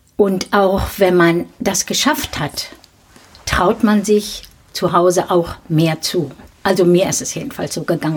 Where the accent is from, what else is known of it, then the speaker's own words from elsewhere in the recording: Dinslaken, North Rhine-Westphalia, Germany; in Dienstlaken, da wo ich geboren bin